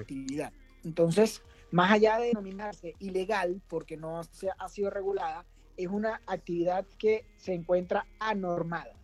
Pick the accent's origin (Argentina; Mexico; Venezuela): Venezuela; Caracas, Capital District; Yo soy venezolano, caraqueño.